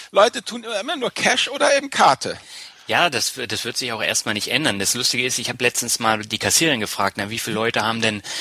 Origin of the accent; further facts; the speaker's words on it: Berlin, Germany; now in Lübeck, Germany; Ja, aber ich bin ja nicht in Norddeutschland groß geworden. Ich bin zwar